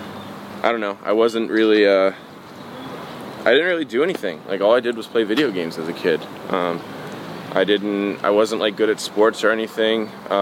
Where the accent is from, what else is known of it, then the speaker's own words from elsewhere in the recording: Youngstown, Ohio, United States; also born or lived in Pittsburgh, Pennsylvania; My airport is Cleveland, but that's about the extent to which I am from Cleveland. I'm from a smaller city called Youngstown, about like an hour and a half southeast of Cleveland, but nobody knows what that is, so I just tell them Cleveland.